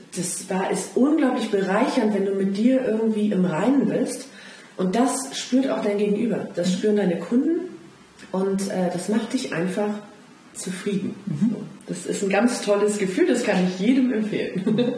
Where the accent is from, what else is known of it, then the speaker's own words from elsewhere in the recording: Rhineland, Germany; als Rheinländerin